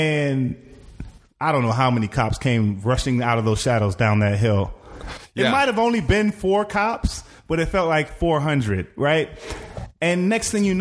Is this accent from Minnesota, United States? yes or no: yes; Minneapolis, Minnesota, United States; I'm from Minneapolis